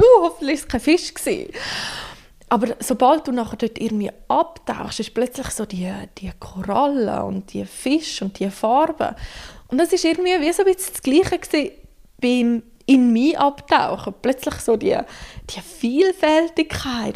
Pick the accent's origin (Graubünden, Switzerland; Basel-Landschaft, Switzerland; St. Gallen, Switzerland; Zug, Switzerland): Graubünden, Switzerland; now in Central Switzerland, Switzerland; Ich bin ursprünglich Bündnerin, wohne jetzt aber schon seit einer Weile in der Zentralschweiz